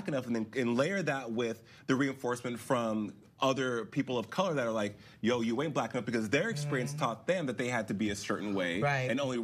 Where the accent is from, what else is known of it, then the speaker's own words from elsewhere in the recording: Albuquerque, New Mexico, United States; growing up in Albuquerque, New Mexico